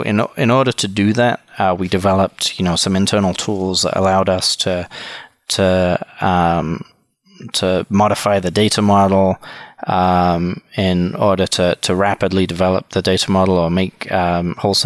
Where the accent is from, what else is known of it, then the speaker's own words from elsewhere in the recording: England, United Kingdom; moved away as an adult; also born or lived in Wisconsin, United States; now in Milwaukee, United States; originally I'm from the UK. Born and raised in England. Moved to the US in 1999, where I went to college.